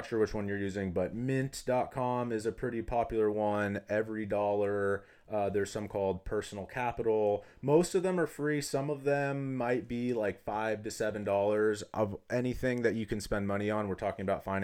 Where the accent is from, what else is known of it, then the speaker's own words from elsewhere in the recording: Southern California, United States; moved away as an adult; also born or lived in Arizona; born and raised in Southern California, grew up playing sports